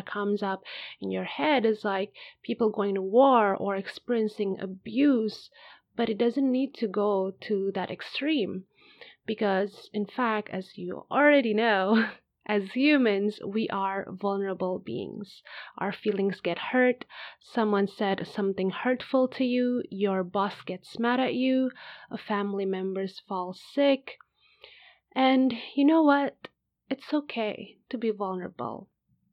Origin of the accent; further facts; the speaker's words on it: Indonesia; now in Spain; I'm originally from Indonesia, but at the time of recording this podcast, I currently live in Spain